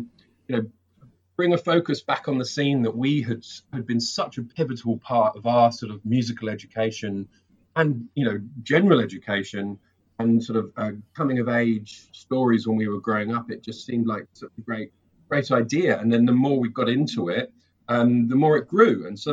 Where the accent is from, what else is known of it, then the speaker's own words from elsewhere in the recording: England, United Kingdom; moved away as an adult; also born or lived in London; now in New Zealand; I'm originally from England, and I now live in New Zealand. Moved here about 3 years ago.